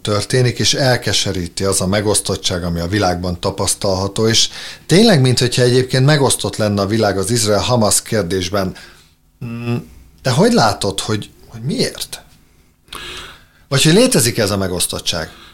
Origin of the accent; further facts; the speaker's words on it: Hungary; én szeretek magyarnak lenni, és én magyar vagyok